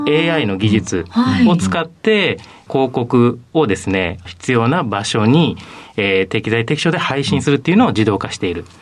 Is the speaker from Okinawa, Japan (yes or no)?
no; Ashikaga, Tochigi, Japan; 栃木県の足利市というところになります